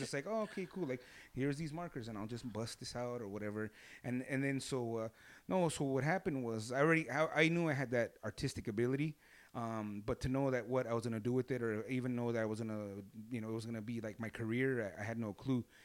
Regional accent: Los Angeles, California, United States; L A, born and raised in East L

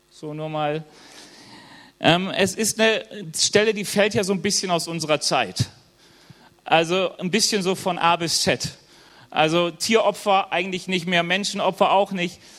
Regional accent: Germany; bin auch Deutscher, Jahwe Jiri genannt

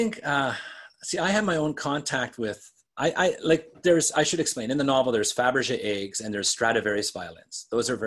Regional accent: Western Canada, Canada; I grew up in Western Canada

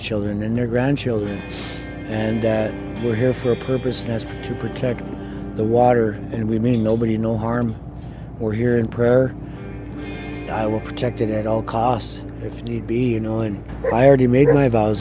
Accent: Little Eagle, South Dakota, United States; And I'm from Standing Rock. I grew up in a place called Little Eagle, just south of here.

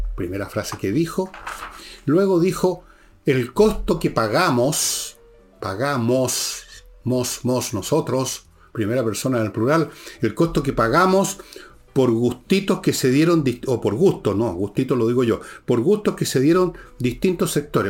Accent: Chile; somos los chilenos comunes y corrientes, los ciudadanos.

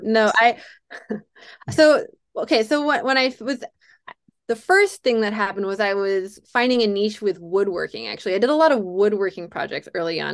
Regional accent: Durham, North Carolina, United States; I was a video store clerk in my hometown of Durham, North Carolina

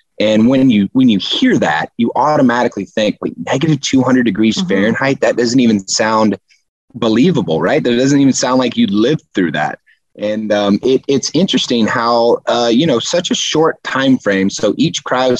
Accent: Houston, Texas, United States; I'm from Houston

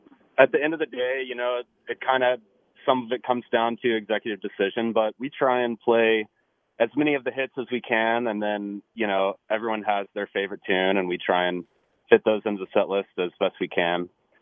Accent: Asheville, North Carolina, United States; I was born here. I'm actually turning 29 on the 8th.

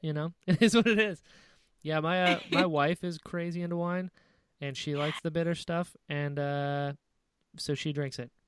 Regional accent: North Carolina, United States; I'm from North Carolina

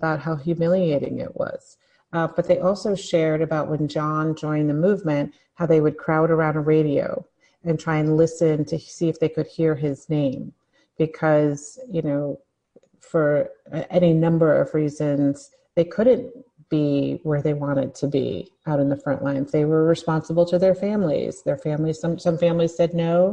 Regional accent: New York City, New York, United States; also born or lived in Washington, D.C.; I grew up in New York. My family is from New York City.

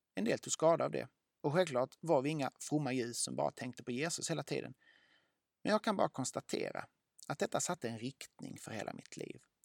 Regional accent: Lund, Skåne, Sweden; Jag växte upp i Lund

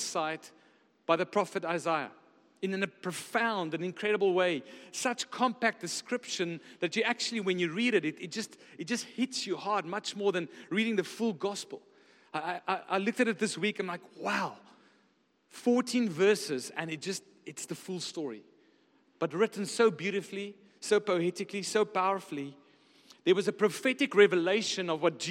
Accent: Pretoria, Gauteng, South Africa; moved away as an adult; also born or lived in Stellenbosch, Western Cape; I come from Pretoria. There's not a lot of mountains there. There's a bit of hills

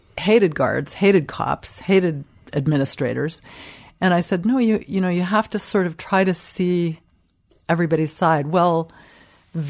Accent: Cleveland, Ohio, United States; I grew up in Cleveland

